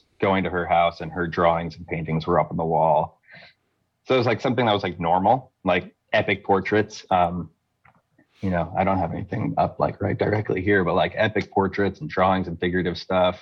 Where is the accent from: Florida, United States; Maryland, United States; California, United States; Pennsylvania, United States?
Florida, United States; Fort Lauderdale; I grew up in Fort Lauderdale, Florida